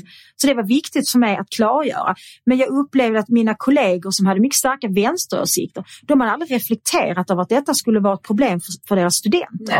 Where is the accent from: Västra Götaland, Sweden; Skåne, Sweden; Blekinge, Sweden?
Skåne, Sweden; Svedala; also born or lived in Kirseberg, Malmö; jag är uppväxt då i Svedala